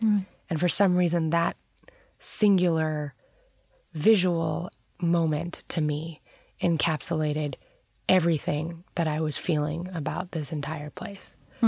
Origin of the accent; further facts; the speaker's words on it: New York City, New York, United States; I grew up very near the World Trade Center.